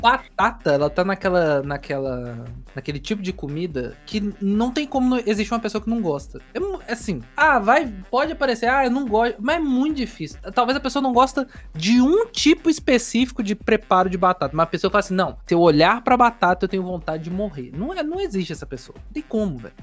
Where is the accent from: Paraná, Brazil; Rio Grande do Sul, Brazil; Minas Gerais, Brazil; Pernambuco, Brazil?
Minas Gerais, Brazil; a gente de Minas Gerais